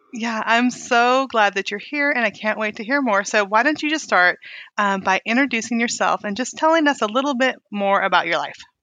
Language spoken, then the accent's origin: English; Weed, California, United States; I grew up in California, too